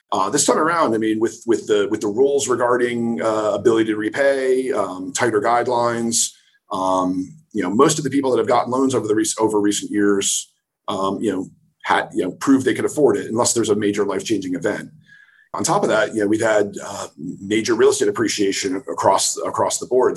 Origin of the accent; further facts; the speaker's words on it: New Jersey, United States; moved away as an adult; also born or lived in Rochester, New York / New York City; I'm from New Jersey originally